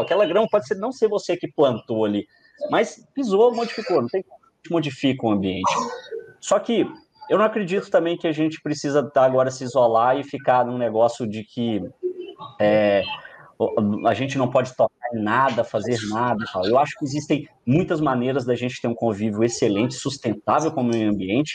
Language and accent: Portuguese; Minas Gerais, Brazil; also born or lived in Rio Claro, São Paulo; eu sou mineiro